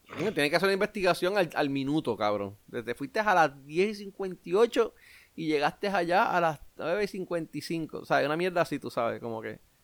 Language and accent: Spanish; Puerto Rico; yo como boricua